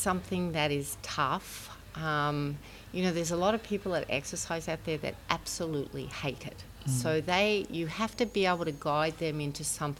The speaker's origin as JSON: {"language": "English", "town": "Brisbane", "region": "Queensland", "country": "Australia", "said": "I'm from Brisbane, Australia."}